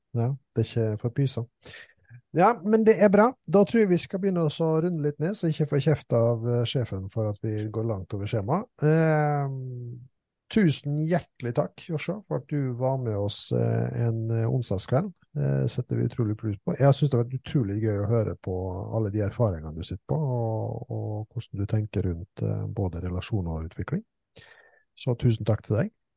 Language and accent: Norwegian; Østfold, Norway; vi kommer jo fra Norges ledende fotballfylke